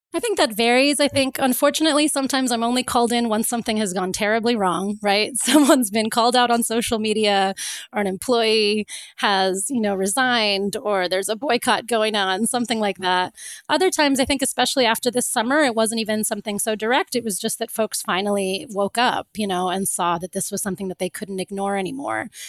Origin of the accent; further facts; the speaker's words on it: Florida, United States; moved away; also born or lived in Cape Town; when I grew up, I grew up in Florida